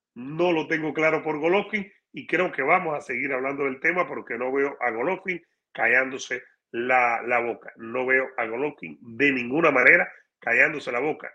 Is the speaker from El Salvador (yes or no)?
no; Cuba; now in United States; para mi país, donde nací